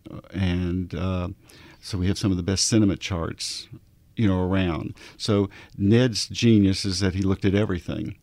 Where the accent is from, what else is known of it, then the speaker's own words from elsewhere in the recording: Arkansas, United States; I'm from Arkansas